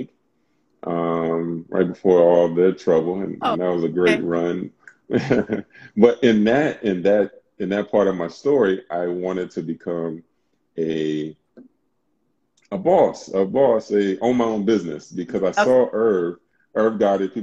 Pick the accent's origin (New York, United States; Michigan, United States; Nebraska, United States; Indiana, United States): New York, United States; New York City; moved away as an adult; also born or lived in California; grew up in Brooklyn. I'm from Brooklyn.